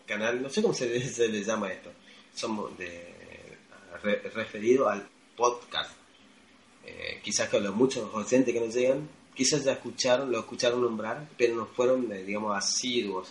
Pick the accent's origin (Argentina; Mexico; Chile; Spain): Argentina; yo argentino